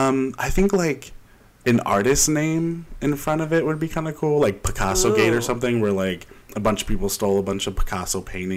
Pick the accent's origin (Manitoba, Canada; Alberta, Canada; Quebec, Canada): Quebec, Canada; See, I grew up in Quebec, and I didn't know that one.